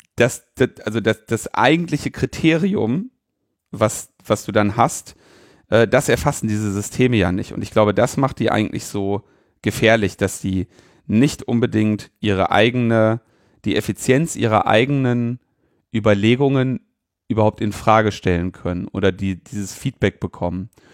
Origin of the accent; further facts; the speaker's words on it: Germany; ich jetzt als äh, Deutscher